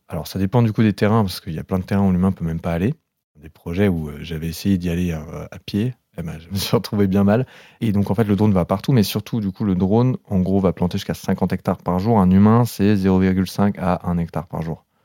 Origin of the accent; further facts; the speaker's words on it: the South, southern France, France; je viens du Sud